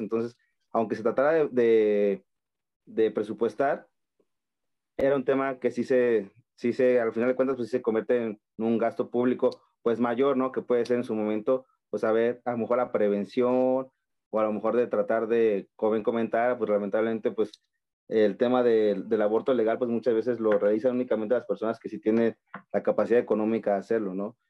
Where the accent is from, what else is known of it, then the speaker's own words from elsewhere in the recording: Michoacán, Mexico; soy del estado de Michoacán